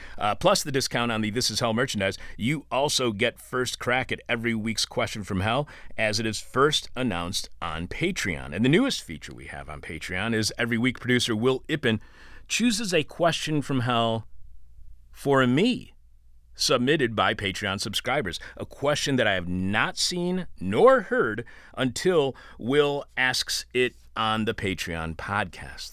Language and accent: English; Detroit, Michigan, United States; I was born over on, like, uh, just across the street from, like, Grosse Pointe Woods, I think, Six Mile